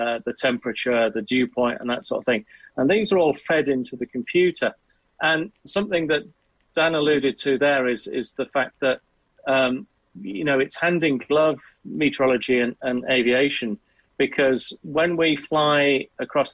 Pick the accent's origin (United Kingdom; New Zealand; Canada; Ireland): United Kingdom; Southwest Wales; I grew up in Southwest Wales